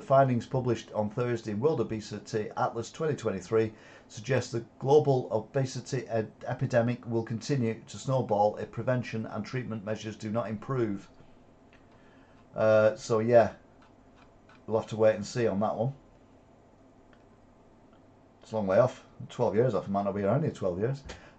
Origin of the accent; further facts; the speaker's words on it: Wigan, North West England, United Kingdom; born there; My dad was a Yorkshire man. That's why I was born in Wigan.